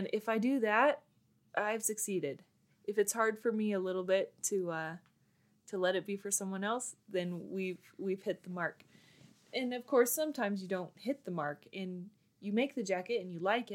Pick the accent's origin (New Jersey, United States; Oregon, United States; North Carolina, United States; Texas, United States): Oregon, United States; Bend; now in Colorado, United States; I grew up in Bend, Oregon